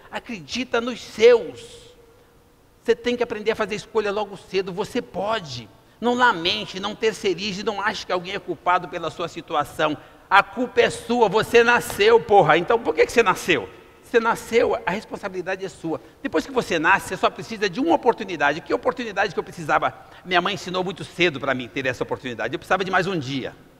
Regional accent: Brazil; Nós somos brasileiros

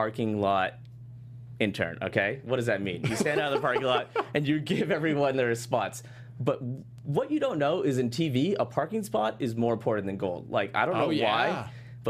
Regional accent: Boston, Massachusetts, United States; moved away as an adult; I flew home to Boston

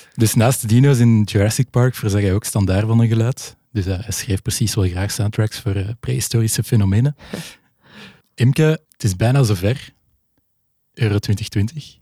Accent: Belgium

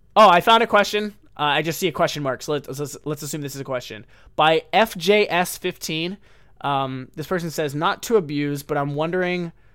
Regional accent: United States; now in Japan

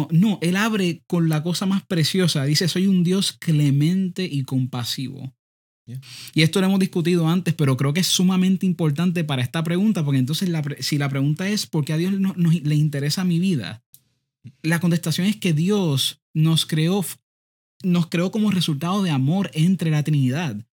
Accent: Puerto Rico; Todavía seguimos, seguimos siendo boricuas, por si acaso.

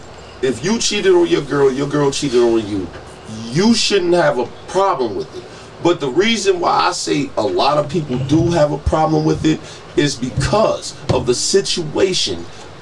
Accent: Buffalo, New York, United States; born or raised there

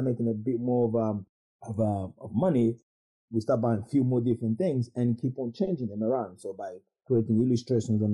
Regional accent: London, United Kingdom; we're from West London

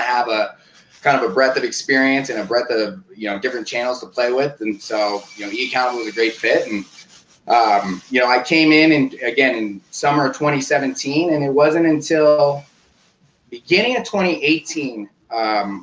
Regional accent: Oakland, California, United States; Born and raised in Oakland, California

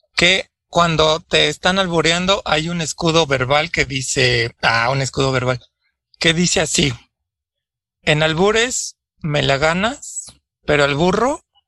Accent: Mexico

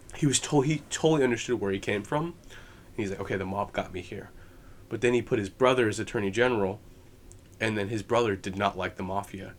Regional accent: United States; as an American

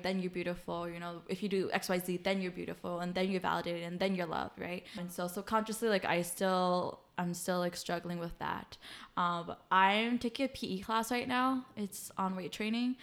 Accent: United States; being Hmong American, like, with, like, my Hmong family

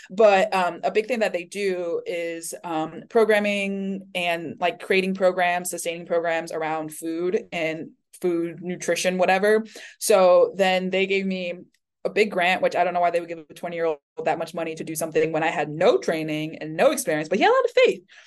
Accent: Taipei, Taiwan; also born or lived in Florida, United States / Miami, United States; now in Michigan, United States; I was born and raised in Taipei

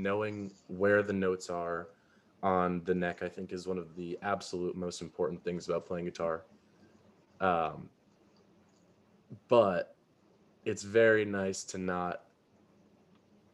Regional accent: Carmel, New York, United States; Carmel, which is where I'm from

